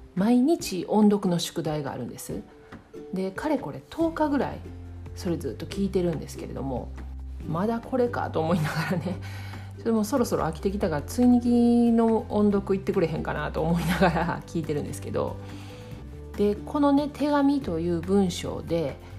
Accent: Kansai, Japan; accent: Kansai dialect; also born or lived in Kanto

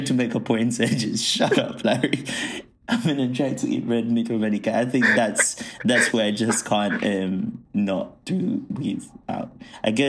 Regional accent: Uganda; moved away; I grew up in Africa and I grew up, I grew up in Uganda where having that treat was such a rarity.

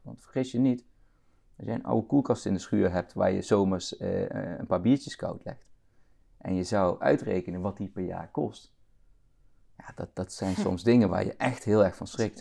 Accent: northern Limburg, Netherlands; moved away as an adult; also born or lived in Rotterdam; now in Bemmel, Netherlands; Maar we zijn al heel snel, toen ik een paar jaar oud was en naar de kop van Noord-Limburg verhuisd. Daar komt mijn accent ook vandaan

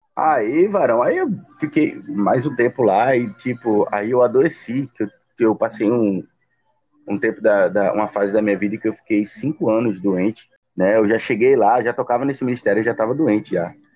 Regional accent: São Paulo, Brazil; now in Pernambuco, Brazil; fui nascido e criado em São

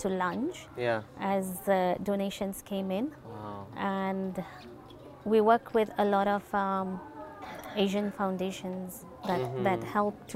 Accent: Nakuru, Nakuru County, Kenya; moved away as an adult; now in Nairobi, Kenya; born and bred in Nakuru with the local community around us

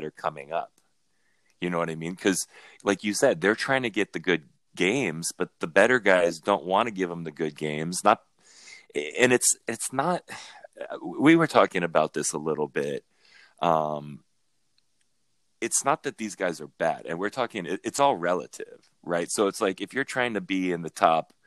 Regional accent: Huntington Beach, California, United States; I grew up in Huntington

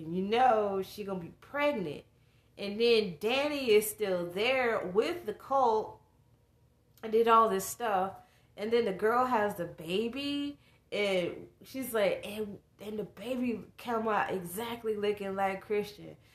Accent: the South, United States; me growing up in the South

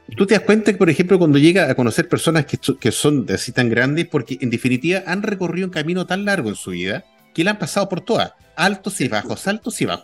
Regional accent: Chile; era como todo chileno

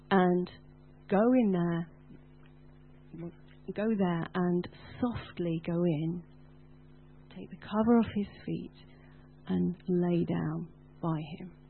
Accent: United Kingdom

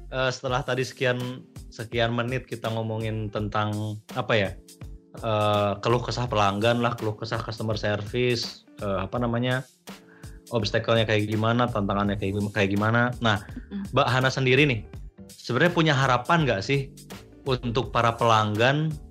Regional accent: Garut, West Java, Indonesia; temanku di kampung asalku dulu di daerah asalku di Garut

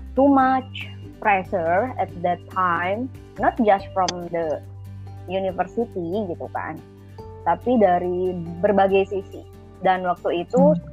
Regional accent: Tasikmalaya, West Java, Indonesia; saya orang Tasik

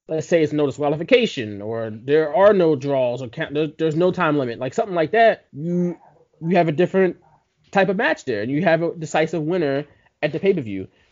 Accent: Philadelphia, Pennsylvania, United States; we're from Philly

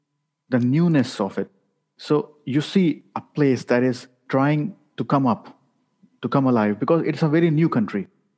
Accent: Pakistan; So whenever you are meeting somebody, the first 5 minutes are, they look at me as a Pakistani.

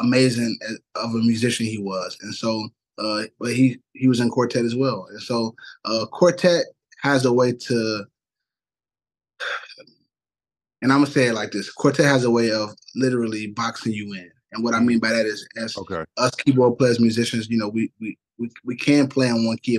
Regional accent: Chicago, Illinois, United States; I'm born and raised in Chicago, West Side

